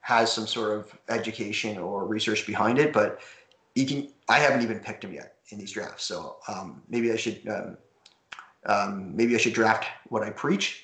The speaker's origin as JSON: {"language": "English", "town": "Toronto", "region": "Ontario", "country": "Canada", "said": "I'm from Toronto"}